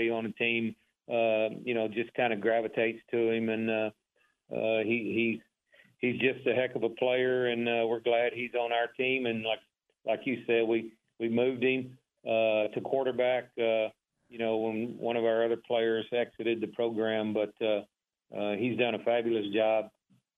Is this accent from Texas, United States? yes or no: yes; Waco, Texas, United States; born or raised there